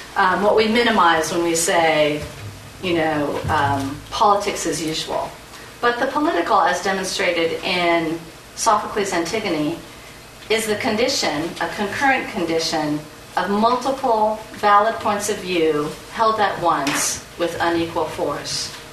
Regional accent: United States; as an American insider

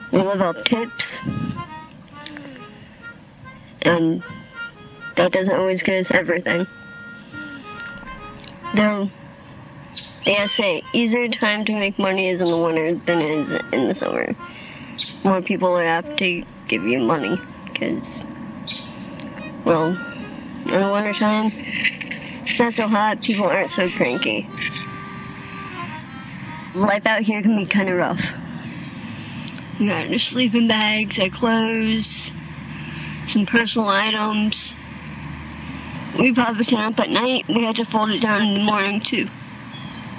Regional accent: Springfield, Missouri, United States; now in New Orleans, United States; I am from Springfield, Missouri

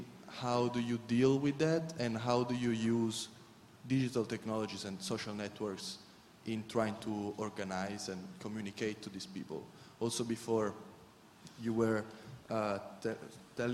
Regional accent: Italy; from Italy. Sorry, I'm not from UK

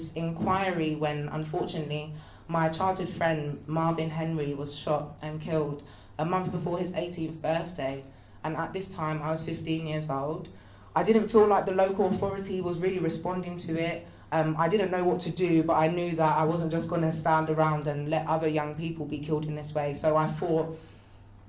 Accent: London, United Kingdom; I grew up in the Graham Park Estate in Northwest London.

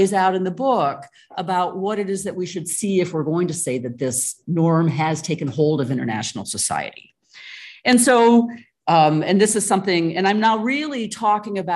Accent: United States; moved away; it's my home country, the United States

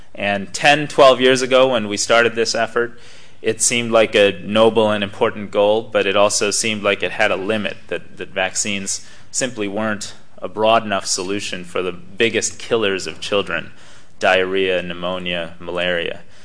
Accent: United States; you come here from the United States as an American student

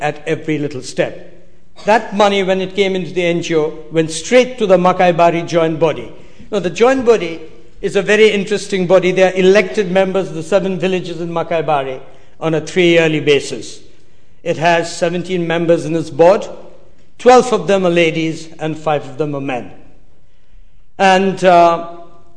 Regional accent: Darjeeling, West Bengal, India; I come from Darjeeling.

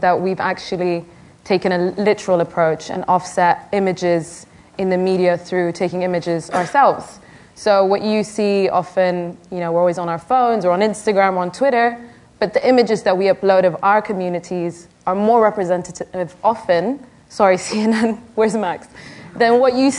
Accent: Sudan; my home country in Sudan

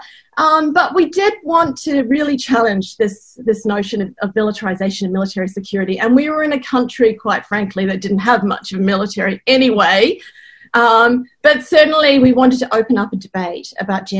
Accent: New Zealand; where I grew up in New Zealand.

